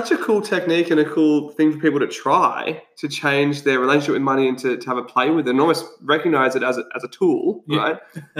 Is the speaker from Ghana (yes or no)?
no; Australia; we're Aussie battlers.